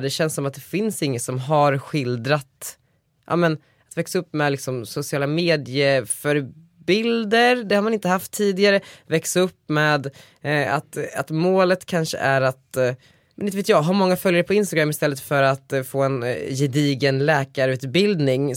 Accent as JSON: {"language": "Swedish", "town": "Västerås", "region": "Västmanland", "country": "Sweden", "tie": "born or raised there", "moved": "yes", "said": "jag är ju ganska ofta i Västerås där jag kommer ifrån."}